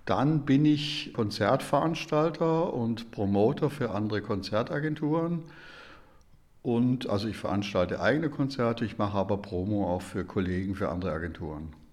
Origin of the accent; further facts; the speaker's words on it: Germany; ich bin Deutscher